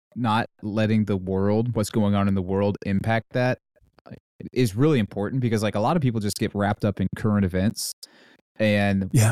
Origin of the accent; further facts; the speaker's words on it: North Carolina, United States; I grew up in North Carolina